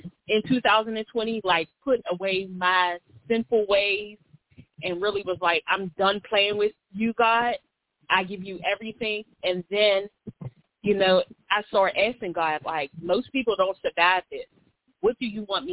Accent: Pittsburgh, Pennsylvania, United States; I'm from Pittsburgh, PA. I was born and raised

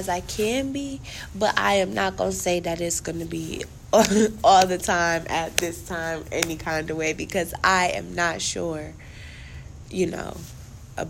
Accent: Cleveland, Ohio, United States; I was born and raised in Cleveland. I still reside here in Cleveland

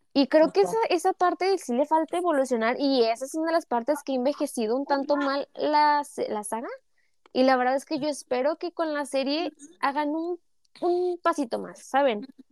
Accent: Mexico; para mí como mexicana

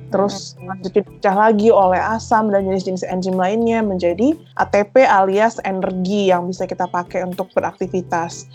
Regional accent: North Sumatra, Indonesia; Gua kan dari Sumatera Utara

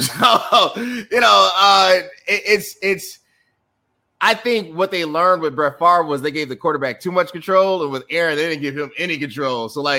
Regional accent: Chicago, Illinois, United States; As a Chicagoan

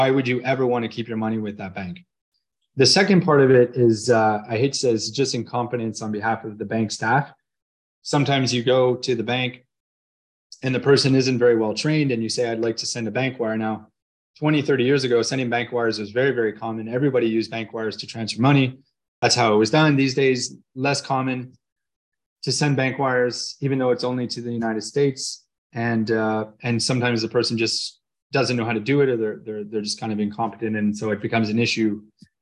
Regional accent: Canada; I'm Canadian

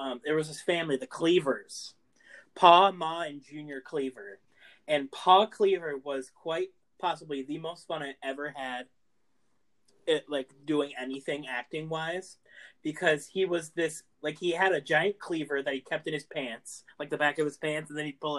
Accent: Massachusetts, United States; where I grew up in Massachusetts

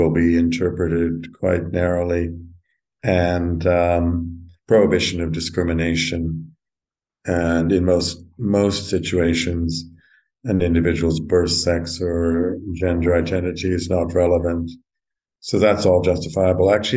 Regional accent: Alberta, Canada; now in London, United Kingdom; I grew up in Alberta

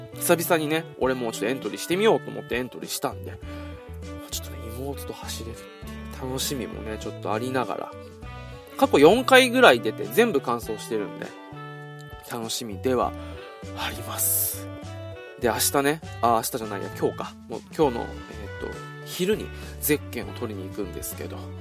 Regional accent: Okinawa, Japan; moved away; 今、実は俺、地元沖縄に今戻ってきてるんですよ

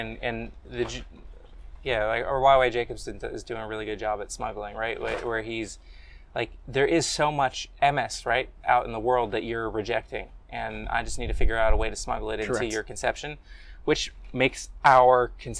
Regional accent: United States; Is it because I'm Jewish or because I'm American, yeah, right?

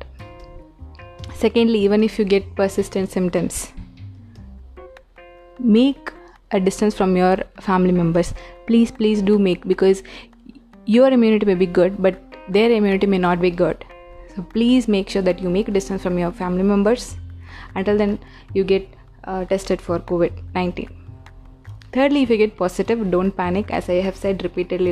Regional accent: India; Being an Indian

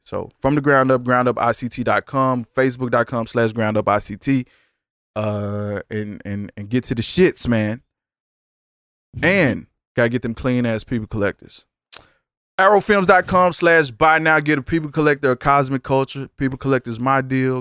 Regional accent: Dallas, Texas, United States; I'm from South side of Dallas, Texas

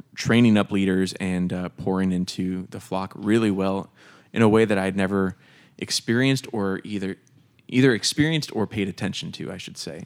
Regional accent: Des Moines, Iowa, United States; also born or lived in Camp Hill, Pennsylvania; grew up here in the Des Moines area

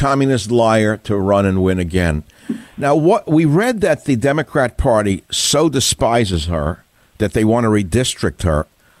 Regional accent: New York, United States; now in California, United States; I grew up in New York, so I understand Puerto Rican Spanish more than I do Mexican Spanish, although I've been living in California so long.

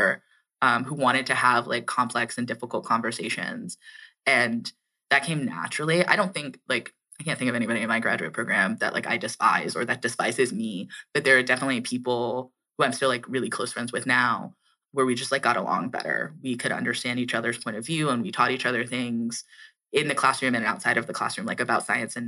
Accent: Atlanta, Georgia, United States; moved away as an adult; also born or lived in Washington, D.C.; I'm like from Georgia and from Atlanta.

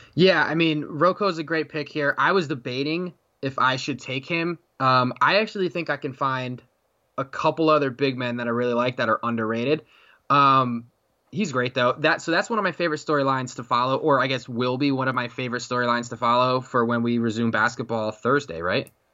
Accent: Connecticut, United States; that's my home state

